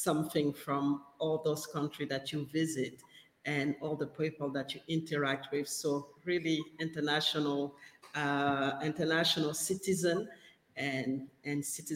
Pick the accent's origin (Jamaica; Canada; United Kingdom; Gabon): Gabon; English is a second language; moved away as an adult; now in Perth, Australia; I'm based in Perth in Australia, and I'm actually originally from West Africa in Gabon.